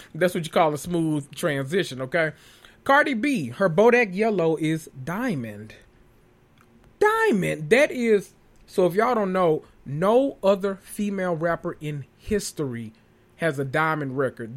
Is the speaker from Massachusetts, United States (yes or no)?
no; Tennessee, United States; in Tennessee, my home state